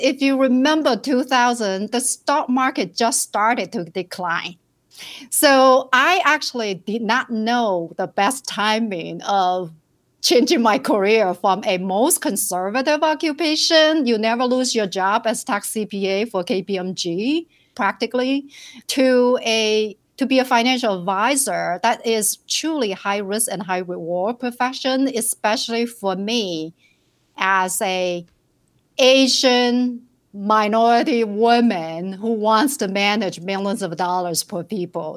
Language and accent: English; Shenzhen, Guangdong, China; English is a second language; moved away as an adult; also born or lived in rural village, China / Minneapolis, United States; now in United States; I was, uh, born and raised in China in a rural village